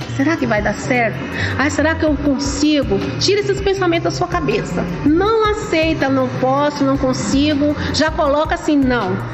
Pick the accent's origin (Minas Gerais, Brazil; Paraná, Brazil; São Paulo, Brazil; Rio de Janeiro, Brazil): São Paulo, Brazil; also born or lived in Casa Nova, Bahia; Eu vim aqui para São Paulo, eu tinha em média 7 anos de idade. Eu sou nascida na Bahia, minha cidade é Casa Nova, Bahia